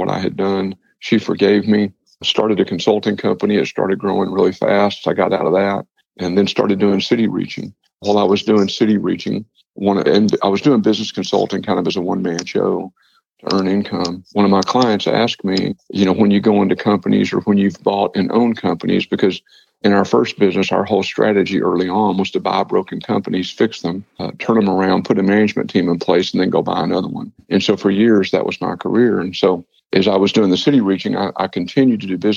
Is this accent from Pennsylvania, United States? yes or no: no; Paris, Texas, United States; I was born in Paris, Texas. I graduated from high school there